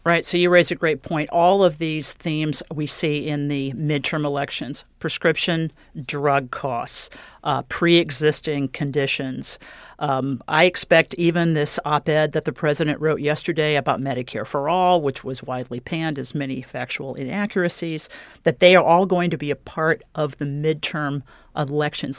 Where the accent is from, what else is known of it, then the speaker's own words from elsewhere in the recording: Indiana, United States; my home state of Indiana